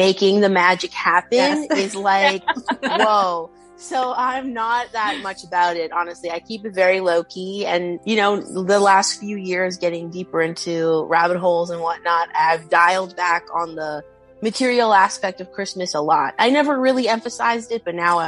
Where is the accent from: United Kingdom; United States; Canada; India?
Canada; I'm Canadian